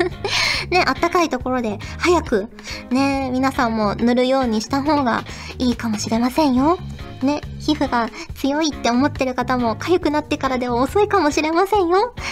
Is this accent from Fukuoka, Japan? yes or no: yes; Fukuoka, Japan; now in Tokyo, Japan; 子供の頃って福岡に住んでたから